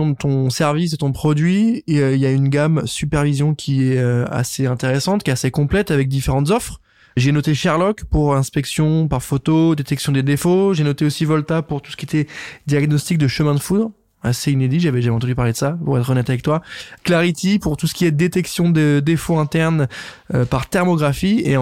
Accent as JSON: {"language": "French", "region": "Grand Est", "country": "France", "said": "Parce que nous, on est originaire des plaines de Champagne."}